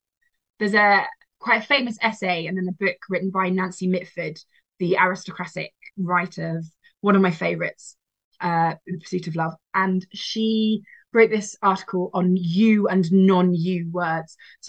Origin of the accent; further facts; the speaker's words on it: United Kingdom; I am British, but I have this like violent past, like an almost like an ancestral wound, I suppose.